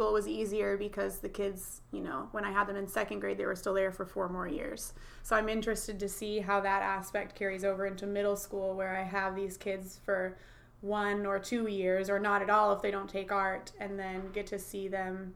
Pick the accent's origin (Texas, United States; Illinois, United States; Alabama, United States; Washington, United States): Washington, United States; Fife; also born or lived in New Jersey; I graduated from Fife